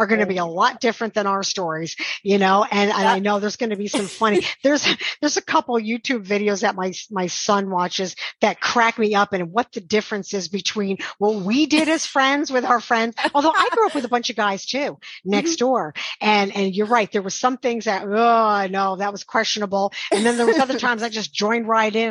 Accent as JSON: {"language": "English", "area": "Shawangunk Mountains", "region": "New York", "country": "United States", "tie": "born or raised there", "said": "I grew up in the Shawanga Mountains"}